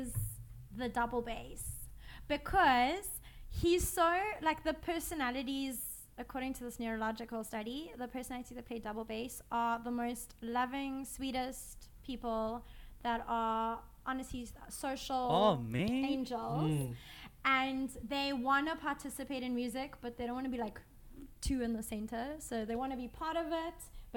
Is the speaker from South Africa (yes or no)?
yes; South Africa